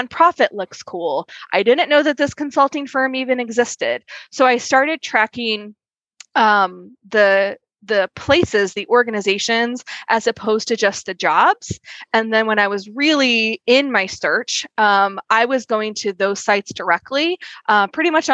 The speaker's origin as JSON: {"language": "English", "region": "Midwest", "country": "United States", "tie": "born or raised there", "said": "I grew up in the Midwest"}